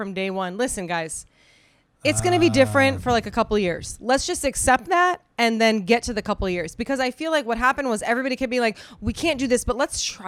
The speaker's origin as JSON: {"language": "English", "region": "East Coast", "country": "United States", "moved": "yes", "lives_now": "Los Angeles, United States", "said": "I'm from the East Coast, so I'm used to like blizzards."}